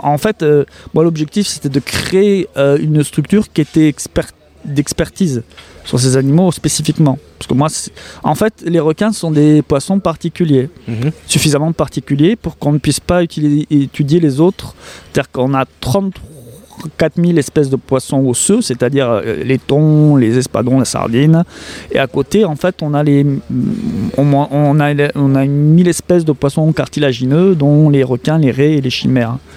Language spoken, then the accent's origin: French; Montpellier, Occitania, France; now in Marseille, France; je suis natif de Montpellier, on va dire que je suis marseillais d'adoption